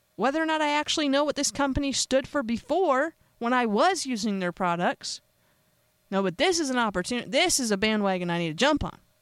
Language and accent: English; United States; I'm an American